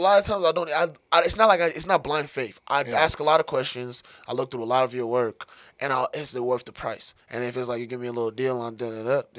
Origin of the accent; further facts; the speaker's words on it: Denver, Colorado, United States; also born or lived in Togo; I came here when I was pretty young. I spent most of my life in about like kind of far off a little bit off of Denver, far northeast, you know what I'm saying, Montbello, Green Valley area.